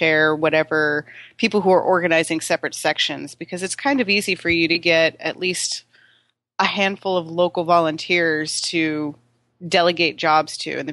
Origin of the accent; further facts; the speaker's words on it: Florida, United States; moved away; I'm from Florida